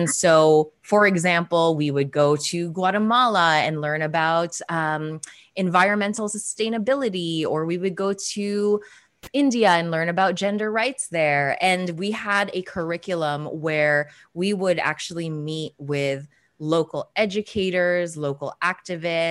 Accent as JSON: {"language": "English", "town": "Toronto", "region": "Ontario", "country": "Canada", "tie": "born or raised there", "also_born_or_lived": "Philippines", "said": "I am Filipina Canadian. I was born in the Philippines and moved to Toronto, Canada when I was 4 years old"}